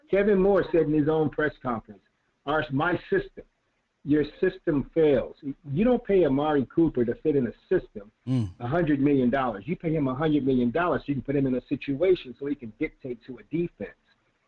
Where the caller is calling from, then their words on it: Rio de Janeiro, Brazil; Oh, man, I'm calling from Rio de Janeiro, man.